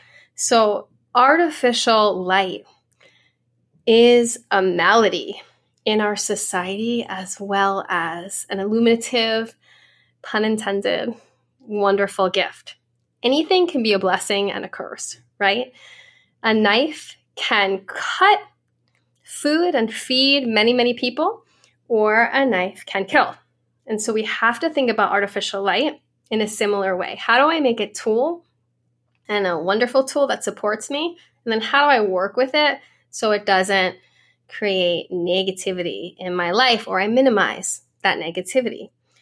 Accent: Ireland; I'm Irish. I have really light skin.

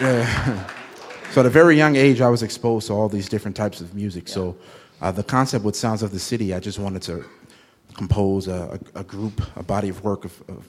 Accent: Chicago, Illinois, United States; Yeah, born and raised on the South Side of Chicago.

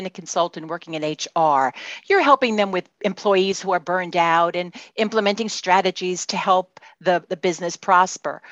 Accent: New York City, New York, United States; accent: Brooklyn; now in Kendall Park, United States; I'm in Kendall Park, New Jersey, but you can tell from my accent that I'm from Brooklyn, New York

